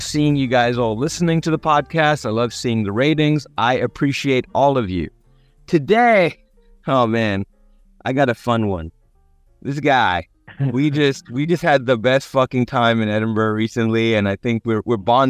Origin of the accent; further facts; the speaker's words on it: Cape Town, Western Cape, South Africa; growing up in Cape Town